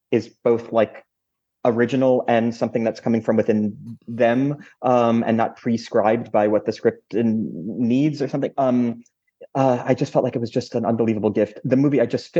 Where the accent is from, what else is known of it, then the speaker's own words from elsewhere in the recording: New York, United States; an American and a New Yorker